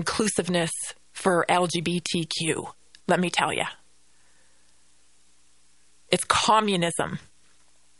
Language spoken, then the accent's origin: English; Canada; now in United States; the Canada I grew up